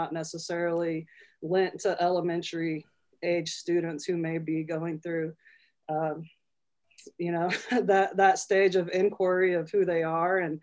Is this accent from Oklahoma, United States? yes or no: yes; Oklahoma, United States; moved away as an adult; now in Denver, United States; I hail from Indian country, Oklahoma, but I've been here for about 11 years or so.